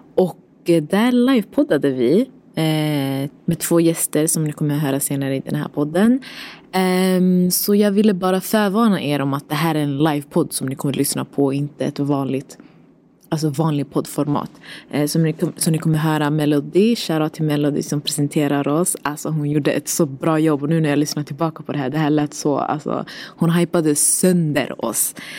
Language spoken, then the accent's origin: Swedish; Stockholm, Stockholm County, Sweden; Vi är från Husby, blåa linjen